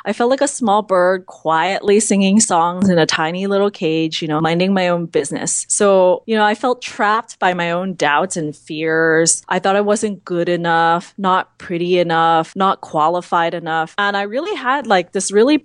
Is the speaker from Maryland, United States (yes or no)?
no; San Francisco, California, United States; I'm a Chinese American. I grew up in San Francisco, actually right next to Chinatown